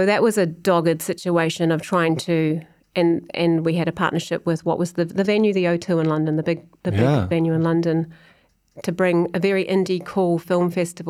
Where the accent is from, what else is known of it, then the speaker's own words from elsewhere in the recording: New Zealand; moved away as an adult; also born or lived in United Kingdom; now in Nashville, United States; I think that's also part of being a New Zealander as well. I think just pushing, like when you know that you have to prove yourself. And I'm now living in Nashville. I lived in the UK for 15 years.